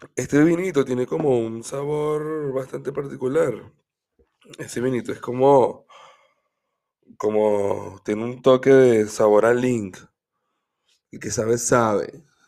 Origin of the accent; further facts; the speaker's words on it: Caracas, Capital District, Venezuela; moved away as an adult; also born or lived in Cagua, Aragua, Venezuela; now in Germany; Soy una persona que, vivió bastante tiempo en Caracas. Nació en Caracas. También viví en un, un pueblito que se llama Cagua.